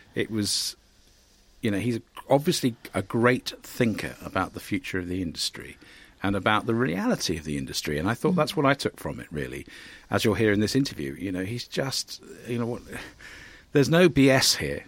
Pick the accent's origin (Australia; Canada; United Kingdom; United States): United Kingdom; Cambridge, East of England; I'm from Cambridge.